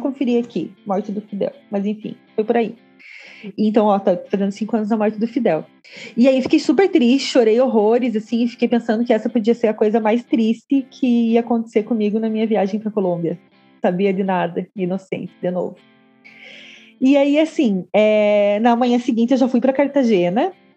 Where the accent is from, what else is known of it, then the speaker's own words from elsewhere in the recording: Santa Catarina, Brazil; eu sou do estado da Chapecoense